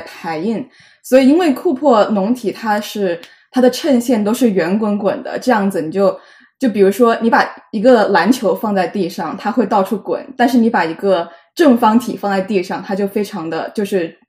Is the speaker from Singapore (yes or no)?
no; Jiangmen, Guangdong, China; now in New York, United States; 我也是江门人